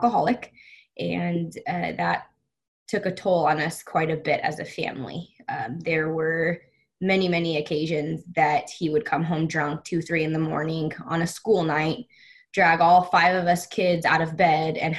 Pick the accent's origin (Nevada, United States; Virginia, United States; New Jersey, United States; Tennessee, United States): Nevada, United States; Las Vegas; I was born and raised in Las Vegas.